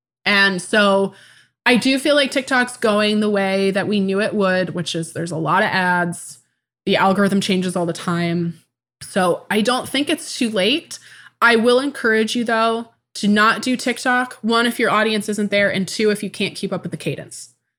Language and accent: English; Tacoma, Washington, United States; born there; I was born in 1994 in Tacoma, Washington.